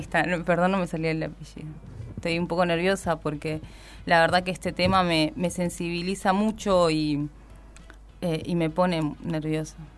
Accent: Bolivia; now in Argentina; yo justamente soy boliviana

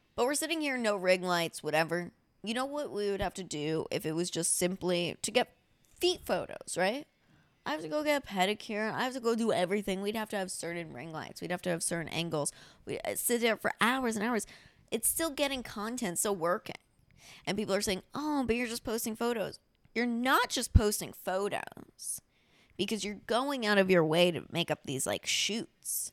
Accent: near Miami, Florida, United States; moved away; also born or lived in New York; My parents, if I was born ninety-six, my parents moved down to, and it's not Miami, it's like Juville about twenty minutes away

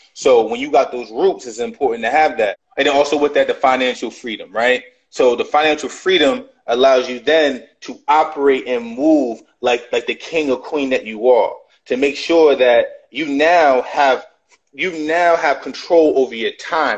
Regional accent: New York City, New York, United States; I was born in 1985 in Brooklyn, New York

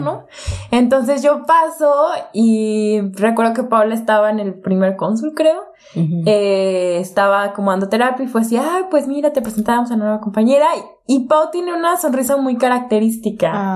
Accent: Colima, Mexico; also born or lived in Tecomán, Colima / Guadalajara area, Jalisco; now in Guadalajara, Mexico; yo nací en Colima

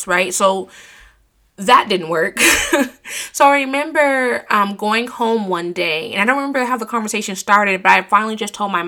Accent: United States; growing up in America

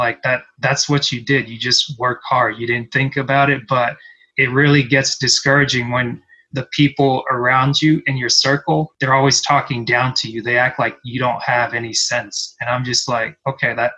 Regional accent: Cameroon; moved away; I'm from Cameroon, originally born in West Central Africa

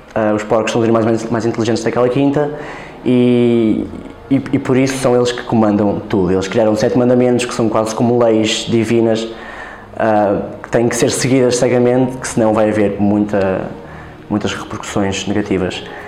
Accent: Vizela, Braga, Portugal; tenho 22 anos e sou de Vizela

